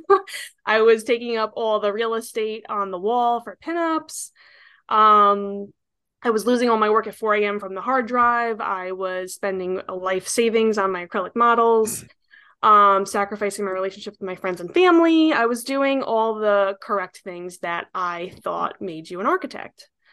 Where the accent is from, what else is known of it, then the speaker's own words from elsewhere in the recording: New York, United States; I'm an architect, born and raised in New York